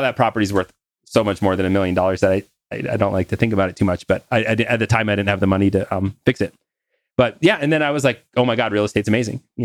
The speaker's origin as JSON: {"language": "English", "region": "North Dakota", "country": "United States", "said": "I'm from North Dakota"}